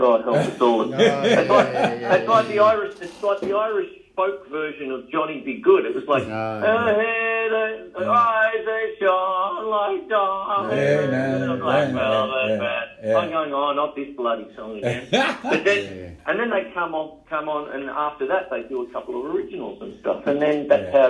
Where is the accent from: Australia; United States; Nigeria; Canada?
Australia; Melbourne, Victoria; I grew up in the Dan O'Connell Hotel, you know, sort of thing with Dad